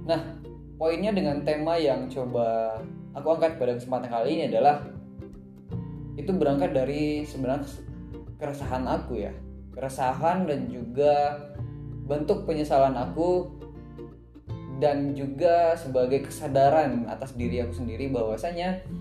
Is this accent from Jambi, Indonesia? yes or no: yes; Jambi, Indonesia; kampung aku lah lebih tepatnya di Kabupaten Kerinci. Nah, kampung baca ini ini ya sekarang sudah masuk ke tahap eh, masih tahap ngumpulin buku. Jadi aku di Jambi ngumpulin teman-teman